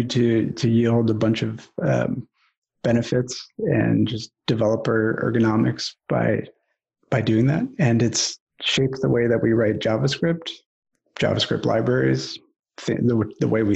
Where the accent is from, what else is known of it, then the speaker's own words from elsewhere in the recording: Ann Arbor, Michigan, United States; moved away as an adult; also born or lived in Los Angeles, California; I grew up here in Ann Arbor, Michigan.